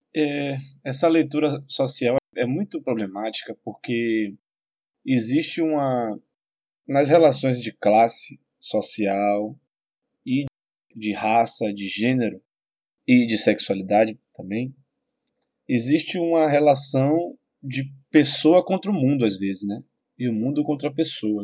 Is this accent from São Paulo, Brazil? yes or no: no; Salvador, Bahia, Brazil; Eu vim da periferia de Salvador, vim da população pobre, tive amigos na infância que morreram.